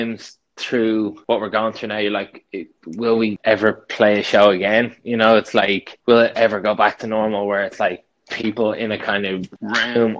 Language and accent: English; Dublin, Leinster, Ireland; I'm a nobody from Dublin